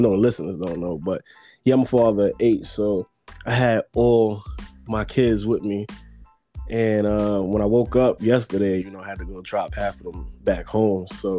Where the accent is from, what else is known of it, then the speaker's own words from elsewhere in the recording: New York City, New York, United States; accent: Brooklyn accent; everybody just know that I'm from Brooklyn.